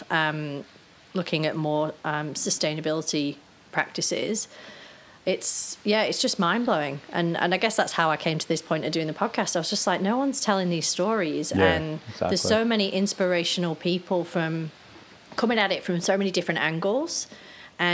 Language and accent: English; Cheshire, North West England, United Kingdom; I grew up in Cheshire, kind of like in the countryside